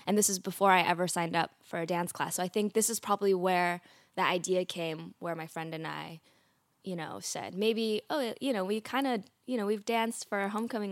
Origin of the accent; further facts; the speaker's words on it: Oakland, California, United States; in Oakland, California, where I was born